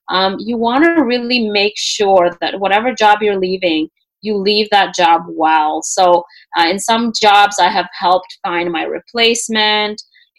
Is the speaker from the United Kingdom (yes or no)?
no; Canada; also born or lived in Russia / Peru; I'm Canadian. Yes, I am Canadian now, but I moved to Canada when I was 8 years old. Right. And prior to that, I lived in Peru for a bit. But I was actually born in Russia.